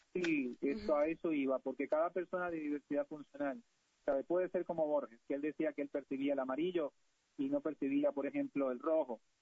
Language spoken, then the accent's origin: Spanish; Costa Rica; los que venimos de la cultura de países latinoamericanos, de Centroamérica, en mi caso Costa Rica